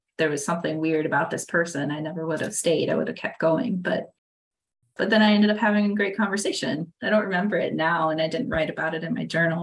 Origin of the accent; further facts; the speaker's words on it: Iowa, United States; now in Wisconsin, United States; I grew up in Iowa